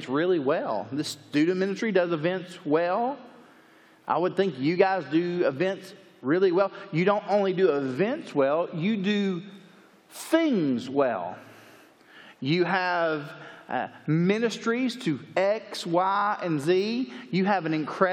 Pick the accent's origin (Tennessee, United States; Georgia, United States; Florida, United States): Tennessee, United States; Chattanooga; now in Lake Jackson, United States; I'm originally from Chattanooga, Tennessee. I currently live south of Houston, Texas in a place called Lake Jackson